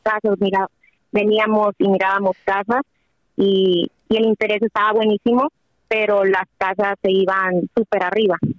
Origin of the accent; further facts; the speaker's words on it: Sinaloa, Mexico; now in California, United States; Tengo 33 años, hablo de California y soy de Sinaloa